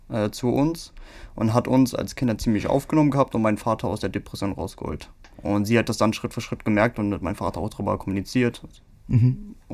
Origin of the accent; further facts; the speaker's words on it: Cologne, North Rhine-Westphalia, Germany; Wir sind ja auch Kölner, muss ja verstehen, die haben ja einen ganz anderen Humor, ne?